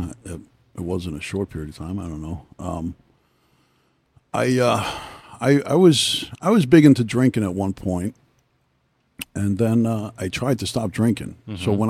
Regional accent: Sayreville, New Jersey, United States; also born or lived in Brooklyn, New York / Staten Island, New York; I grew up in Sayreville

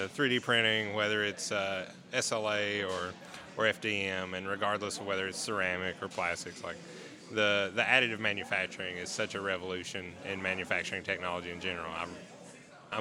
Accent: Tennessee, United States; I've lived in Tennessee my whole life.

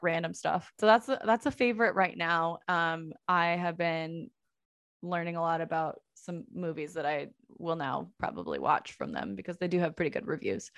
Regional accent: El Cerrito, California, United States; now in Portland, United States; I am from, uh, The San Francisco Bay Area, small town called El Cerrito

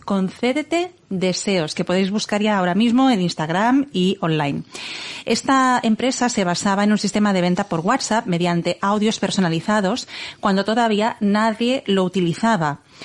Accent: Igualada, Catalonia, Spain; estamos a 45 minutos de Barcelona es mi ciudad natal

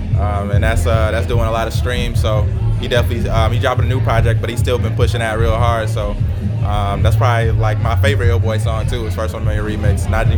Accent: Freeport, Illinois, United States; now in Chicago, United States; I'm from Freeport, Illinois, but right now I'm in Chicago.

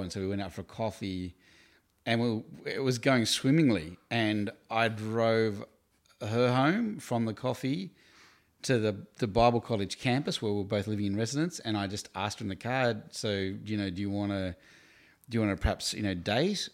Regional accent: Hobart, Tasmania, Australia; also born or lived in Queenstown, Tasmania; now in Melbourne, Australia; I grew up in Hobart in Tasmania. I was born in Queenstown

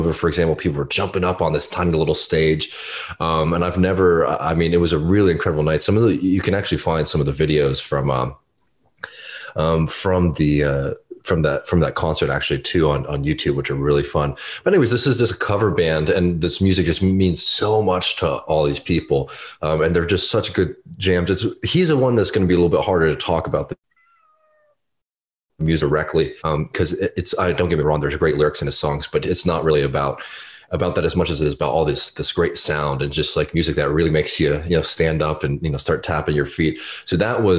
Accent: Austin, Texas, United States; moved away; growing up in Austin

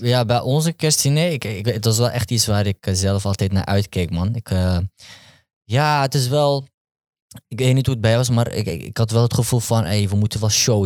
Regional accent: Amsterdam, North Holland, Netherlands; Ik ben opgegroeid in Amsterdam-West

